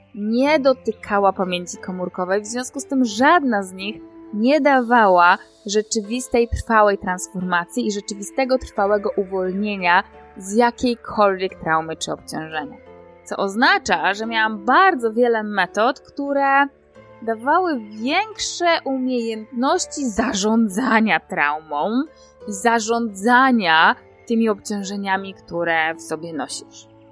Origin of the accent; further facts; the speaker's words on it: Poland; urodziłam się i wychowałam w Polsce